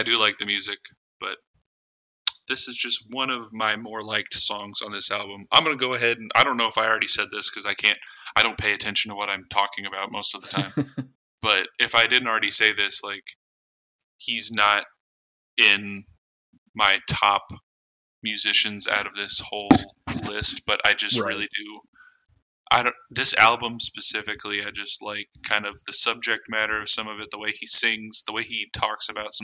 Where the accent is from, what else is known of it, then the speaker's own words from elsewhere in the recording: Indiana, United States; we're from Indiana